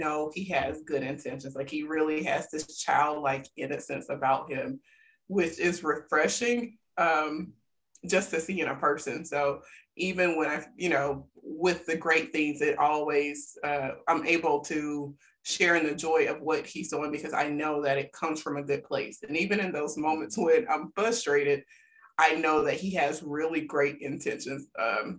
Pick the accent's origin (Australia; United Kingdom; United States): United States; South Alabama; I'm from South Alabama.